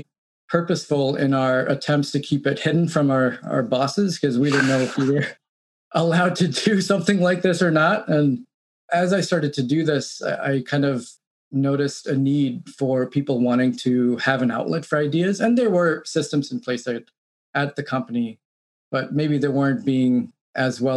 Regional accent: New York City, New York, United States; moved away as an adult; also born or lived in Midwest; I grew up in New York City, did all my schooling in New York, went to NYU.

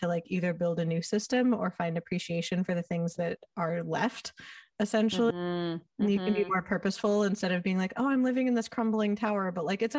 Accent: California, United States; I'm from California

